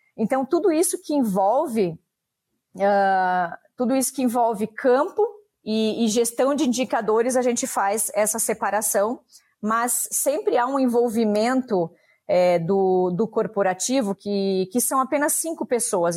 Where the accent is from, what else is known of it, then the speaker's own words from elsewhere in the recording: Videira, Santa Catarina, Brazil; also born or lived in Papanduva / Canada; eu sou daqui da região do município de Videira